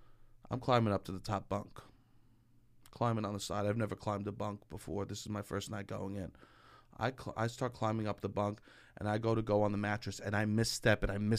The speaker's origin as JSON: {"language": "English", "town": "New York City", "region": "New York", "country": "United States", "said": "No one knew I was from Staten Island."}